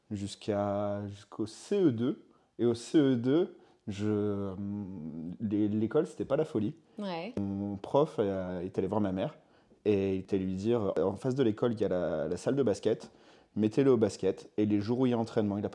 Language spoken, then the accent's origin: French; Roquebrune-sur-Argens, Provence-Alpes-Côte d'Azur, France; moved away as an adult; also born or lived in Boulogne-sur-Mer, Pas-de-Calais; Et j'ai grandi dans le sud après, dans le Var, à côté de Saint-Raphaël, un petit village de Roquebrune-sur-Argence, la plus grande commune de France.